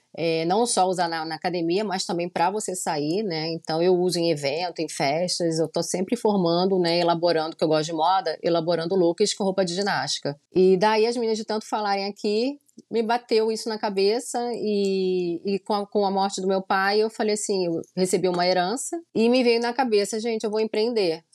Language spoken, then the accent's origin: Portuguese; Rio de Janeiro, Brazil; moved away as an adult; now in Orlando, United States; sou carioca mesmo da Gema, nasci no Rio de Janeiro, né, na Tijuca, nasci lá